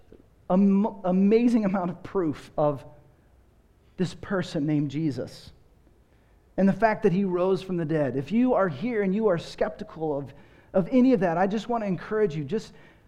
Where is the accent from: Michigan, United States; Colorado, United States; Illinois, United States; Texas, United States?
Texas, United States; moved away as an adult; also born or lived in Seattle / Los Angeles; now in Austin, United States; I grew up in Texas, and in my day, you went to church before you watched the Cowboys.